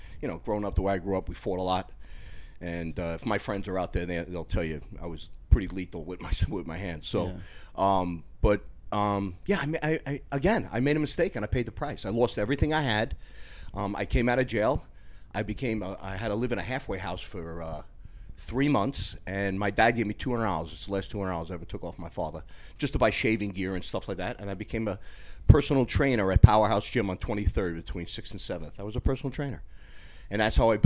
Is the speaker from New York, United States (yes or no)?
yes; Yonkers, New York, United States; also born or lived in Bronx, New York / Westchester, New York; I grew up in Yonkers in the Bronx